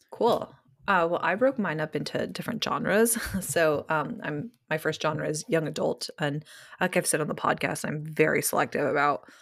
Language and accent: English; Georgia, United States; accent: Californian; also born or lived in Connecticut; we moved to Georgia when I was 10, and so I tell everyone I'm from Georgia, but people are like, where's your accent? And I'm like, oh, well, my parents are from California, and that's why I sound like them.